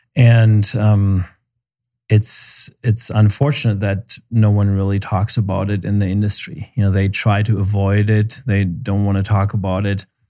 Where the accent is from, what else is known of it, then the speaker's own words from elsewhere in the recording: Germany; also born or lived in Seattle, United States / Memphis, United States; now in Santa Fe, United States; I'm originally from Germany, and we moved to the U S a long time ago.